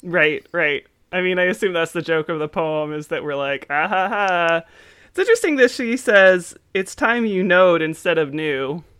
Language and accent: English; Frederick, Maryland, United States; where I grew up in Frederick